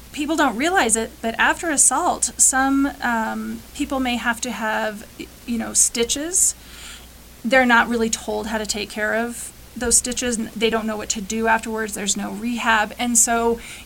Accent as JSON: {"language": "English", "region": "Western Colorado", "country": "United States", "tie": "born or raised there", "said": "definitely in Western Colorado, which this is actually my hometown. I'm from this area, so I get to serve my community"}